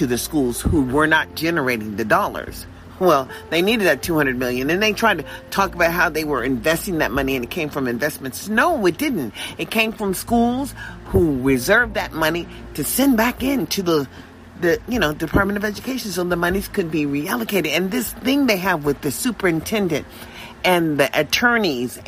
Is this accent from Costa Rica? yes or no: no; United States; in America where we understand as African American people